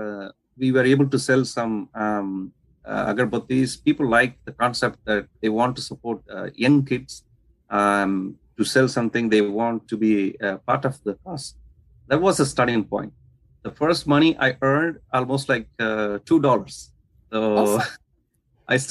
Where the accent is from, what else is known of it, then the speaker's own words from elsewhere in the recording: India; I come from India, so where we use agarbattis or incense sticks for pujas and stuff like worship.